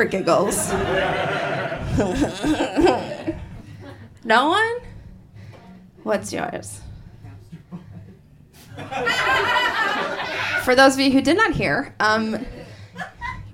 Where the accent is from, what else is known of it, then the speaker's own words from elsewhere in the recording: Wisconsin, United States; moved away; I grew up in Wisconsin, I'm sorry, and there, growing up in Wisconsin from, like, sixth grade